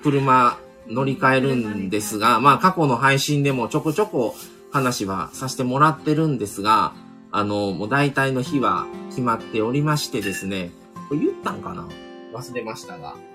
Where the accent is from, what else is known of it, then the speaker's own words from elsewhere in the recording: Kobe, Hyogo, Japan; 僕の地元というか、僕らはまあ神戸